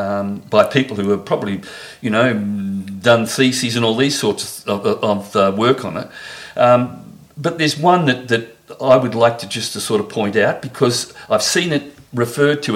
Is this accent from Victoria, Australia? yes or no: yes; Frankston, Victoria, Australia; when I was a kid, I mean, I grew up in Frankston